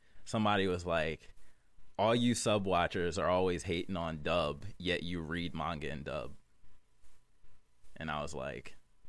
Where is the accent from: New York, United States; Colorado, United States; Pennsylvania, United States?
New York, United States; I don't get New York that much. Like, I don't get the New York, like, I'm from New York